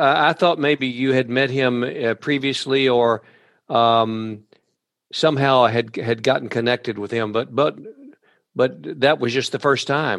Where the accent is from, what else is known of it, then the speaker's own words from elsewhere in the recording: rural Kentucky, United States; some of us in rural Kentucky grew up